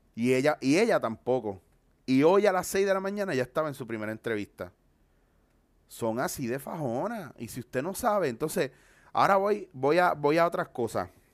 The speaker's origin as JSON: {"language": "Spanish", "country": "Puerto Rico", "tie": "born or raised there", "also_born_or_lived": "Bronx, New York", "said": "yo nací en el Bronx, Nueva York, y me crié en Puerto Rico."}